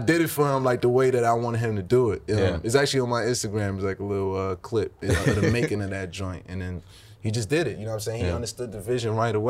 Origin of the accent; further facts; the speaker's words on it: New York City, New York, United States; not only am I from New York, I'm from Brooklyn